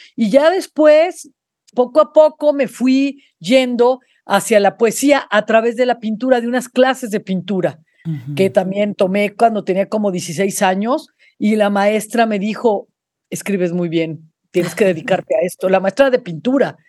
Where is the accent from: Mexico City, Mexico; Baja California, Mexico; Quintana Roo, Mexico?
Mexico City, Mexico; yo crecí en la Ciudad de México, yo soy de la Ciudad de México